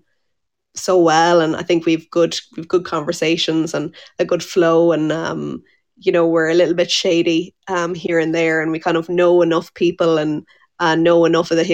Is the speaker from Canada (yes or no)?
no; Tipperary, Munster, Ireland; moved away as an adult; now in Monaghan, Ireland; I'm from Tipperary. I just live here for the last few years